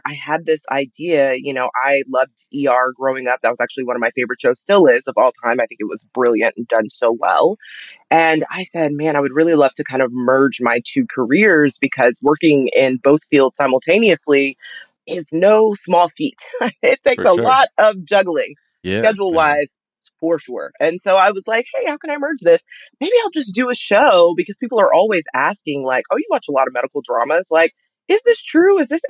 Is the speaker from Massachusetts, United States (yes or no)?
no; Texas, United States; I'm a Texan, so that Cholula, I can leave.